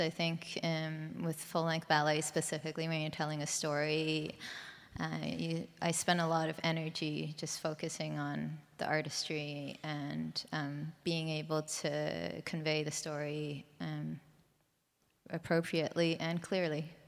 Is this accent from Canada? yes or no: yes; Vancouver, British Columbia, Canada; moved away; I'm from Canada, Vancouver, Canada.